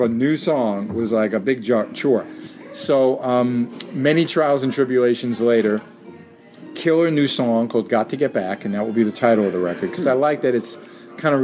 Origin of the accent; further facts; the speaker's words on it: New York City, New York, United States; who I grew up with on in Jackson Heights, where I lived then in Queens